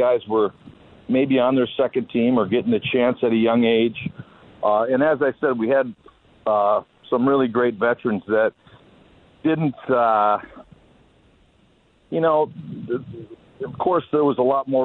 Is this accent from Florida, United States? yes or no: no; Detroit, Michigan, United States; growing up in Detroit